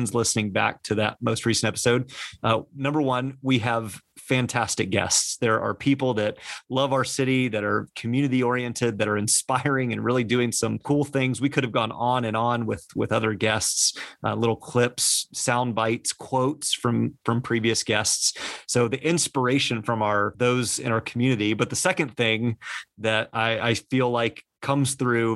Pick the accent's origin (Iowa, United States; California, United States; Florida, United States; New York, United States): Florida, United States; Casselberry; We are from Castleberry